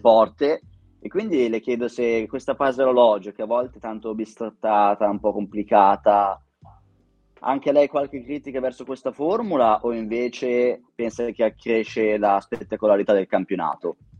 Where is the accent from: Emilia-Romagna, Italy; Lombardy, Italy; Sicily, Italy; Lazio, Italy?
Lombardy, Italy; Vigevano; sono di Vigevano